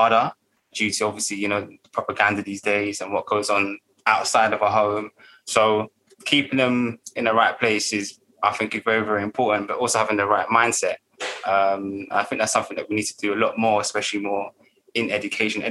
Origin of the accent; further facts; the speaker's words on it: London, United Kingdom; I grew up in Hackney, and Hackney was known as the murder mile